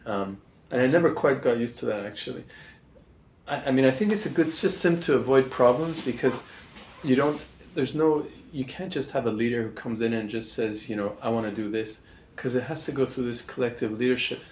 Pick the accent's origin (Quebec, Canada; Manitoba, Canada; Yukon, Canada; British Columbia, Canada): Quebec, Canada; Montreal; moved away as an adult; also born or lived in Oxford / Singapore / Hong Kong; I'm from Montreal in the French speaking part of Canada